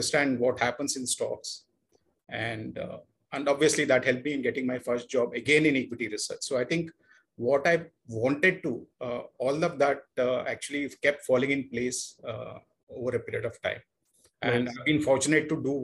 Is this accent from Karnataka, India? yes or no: yes; Bangalore, Karnataka, India; moved away as an adult; also born or lived in Surathkal / Lucknow; now in Mumbai, India; I come from a typical South Indian middle-class family. I hail from Bangalore. That's where my schooling and initial education happened